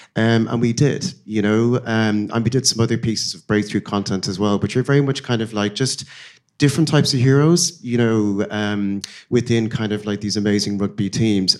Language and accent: English; Dublin, Leinster, Ireland; moved away as an adult; my hometown is Dublin